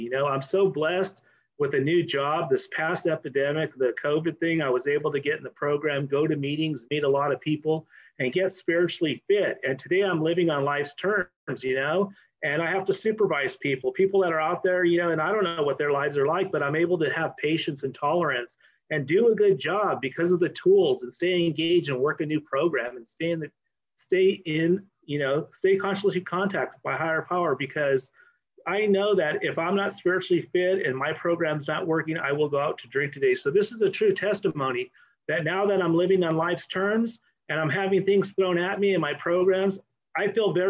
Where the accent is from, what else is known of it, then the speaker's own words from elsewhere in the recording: Oxnard, California, United States; I'm an alcoholic from Oxnard